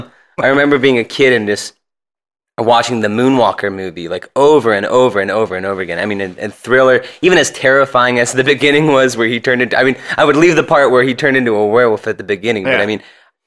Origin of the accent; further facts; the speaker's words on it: Cincinnati, Ohio, United States; born there; I was born in Cincinnati, Ohio. I was adopted with my identical twin brother, Brandon.